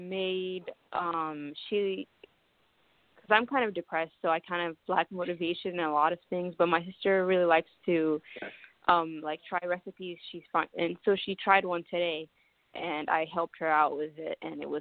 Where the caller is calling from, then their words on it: Columbus, Ohio, United States; I'm calling from Columbus, Ohio.